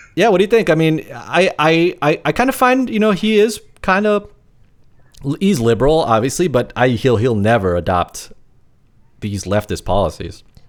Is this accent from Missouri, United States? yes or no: no; New York, United States; I'm a New Yorker, lifelong New Yorker.